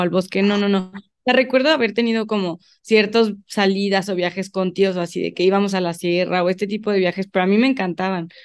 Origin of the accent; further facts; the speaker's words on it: León, Guanajuato, Mexico; also born or lived in Guadalajara; yo soy de León, toda mi vida he vivido aquí.